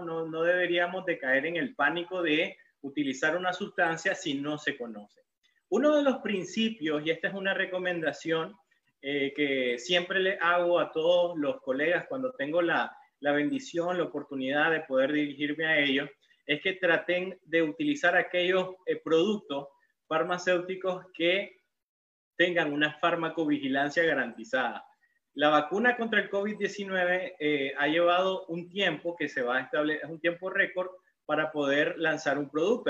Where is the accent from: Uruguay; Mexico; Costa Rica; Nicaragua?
Nicaragua; León; yo soy de Nicaragua, eh, vengo de la ciudad colonial de León, la ciudad más bonita de Nicaragua